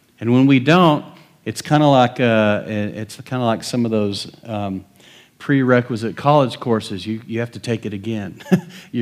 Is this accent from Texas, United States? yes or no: yes; West Texas, United States; I grew up in West Texas.